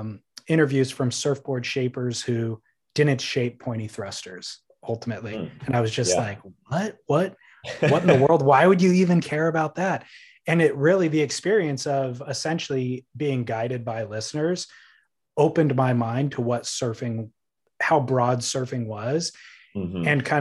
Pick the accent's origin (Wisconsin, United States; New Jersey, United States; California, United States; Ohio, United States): California, United States; I grew up in Orange County.